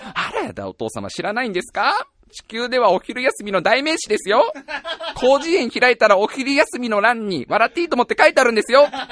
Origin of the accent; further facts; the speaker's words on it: Tokorozawa, Saitama, Japan; 僕は埼玉県所沢市出身だよ。